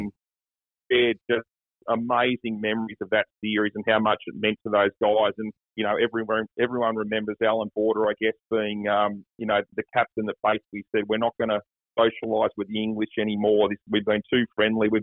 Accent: Sydney, New South Wales, Australia; I'm from Sydney

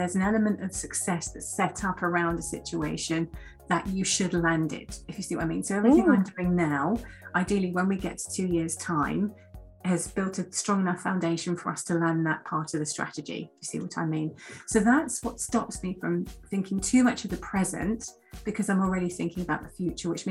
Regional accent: North Kent, South East England, United Kingdom; I grew up in North Kent, and I was a sort of child of a single parent, working class family, went to school in North Kent

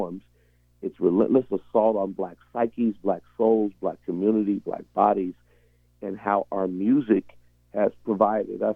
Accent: Tacoma, Washington, United States; moved away as an adult; also born or lived in Rochester, New York; grow up, come through the Tacoma Public Schools, graduate from the University of Puget Sound

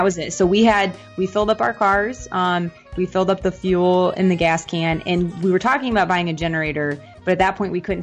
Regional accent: Midwest, United States; now in Orlando, United States; So I'm originally from the Midwest.

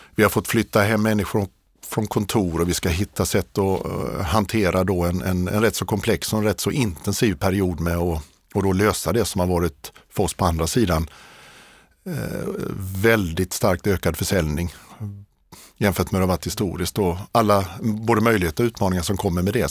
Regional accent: Hovmantorp, Kronoberg County, Sweden; moved away as an adult; also born or lived in Kungälv / Lund; now in Stockholm, Sweden; jag är uppväxt i i Småland, i, eh, det allra eh, mörkaste och mest kargaste av Småland, Kronobergs län, i ett samhälle som heter Hovmantorp

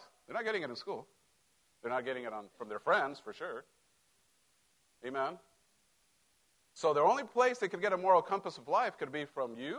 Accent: Mexico; moved away; I grew up in Mexico

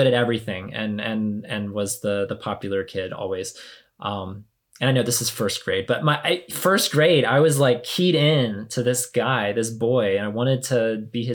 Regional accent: the South, United States; growing up in the church and growing up in the South

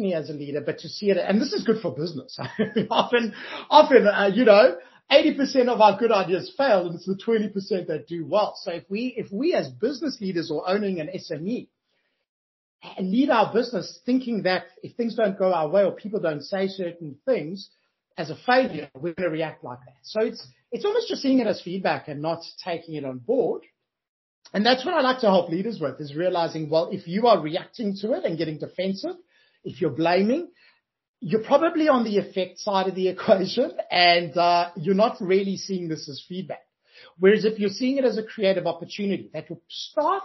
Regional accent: Johannesburg, Gauteng, South Africa; moved away as an adult; now in Australia; I'm originally from Johannesburg, South Africa

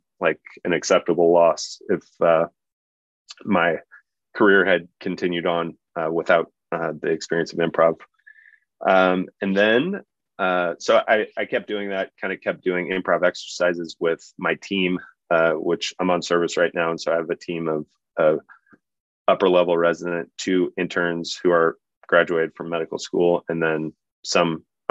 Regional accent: Omaha, Nebraska, United States; also born or lived in New Orleans; I grew up in Omaha and love Omaha dearly

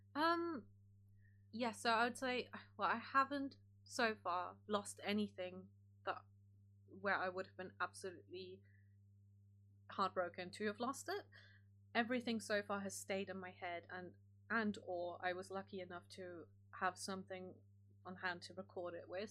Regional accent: Germany; moved away; I grew up in Germany

